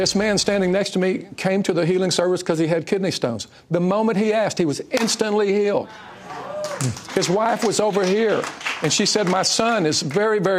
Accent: Richmond, Texas, United States; I grew up in Richmond, Texas

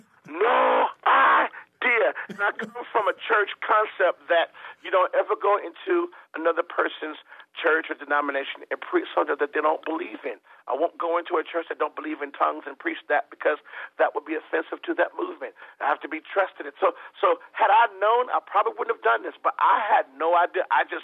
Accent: Phoenix, Arizona, United States; there in Phoenix, Arizona, where I'm from.

